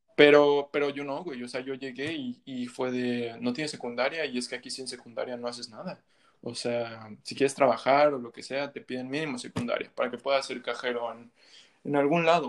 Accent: Mexico; moved away as an adult; also born or lived in Montreal, Canada; now in Canada; Sí, yo nací, yo nací aquí en Canadá, en Montreal. Y a los cuatro o cinco años me regresé a México, pues mis, mis papás, mis dos papás son mexicanos.

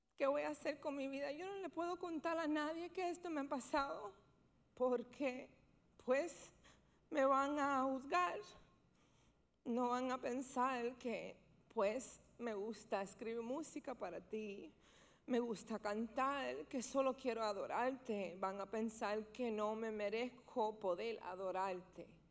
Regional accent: New York, United States; Yo nací en Beth Israel, que es un hospital bien, bien famoso en Nueva York

